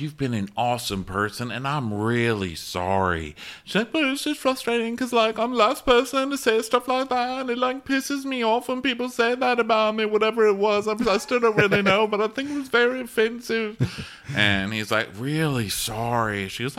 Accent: the South, United States; No, please, I'm from the South.

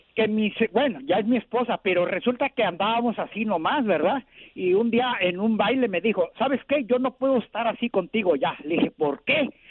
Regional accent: Cuernavaca, Morelos, Mexico; yo soy de Cuernavaca, Morelos

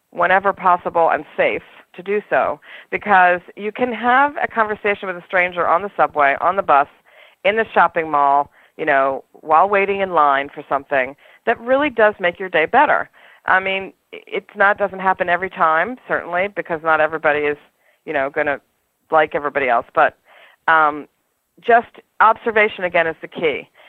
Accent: New York City, New York, United States; I'm a New Yorker, and this is one of the things that we I think that is wonderful about being in New York

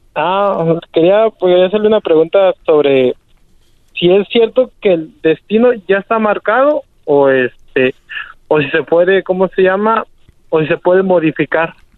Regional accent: Uruapan, Michoacán, Mexico; now in Argyle, United States; Estamos aquí en Argile, Texas. Somos de Uruapan, Michoacán

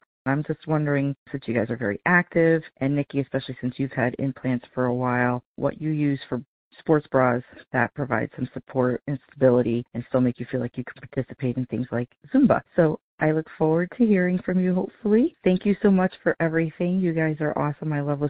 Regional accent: Connecticut, United States; I'm from Connecticut.

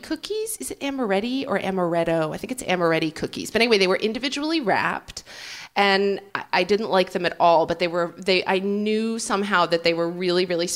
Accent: Oklahoma, United States; moved away; I grew up in Oklahoma, which is sort of like a no man's land

